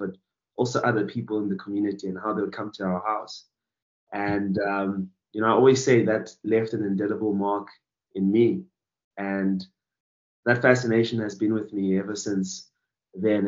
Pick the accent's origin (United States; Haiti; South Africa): South Africa; Thulamahashe, Mpumalanga; I was born in a little village called Tulamahashe in Bushbuckridge, and that's in the province of Mpumalanga